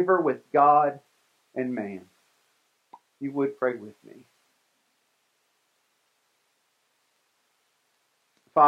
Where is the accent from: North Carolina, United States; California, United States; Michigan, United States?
North Carolina, United States; moved away; I'm from North Carolina, and we have that license plate